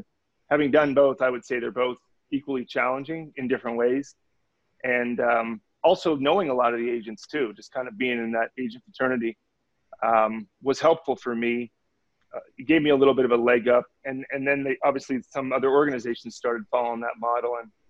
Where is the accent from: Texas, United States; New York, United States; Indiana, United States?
Indiana, United States; I went to Purdue. I grew up in Indiana.